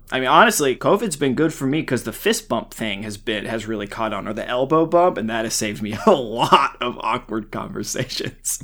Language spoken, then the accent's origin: English; the Ozarks, United States; I grew up in the Ozarks